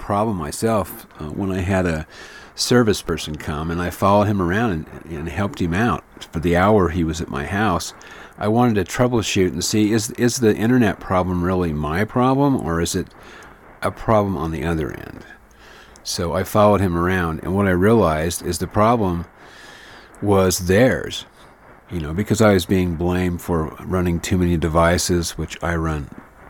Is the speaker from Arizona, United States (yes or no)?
yes; Flagstaff, Arizona, United States; my hometown here in Flagstaff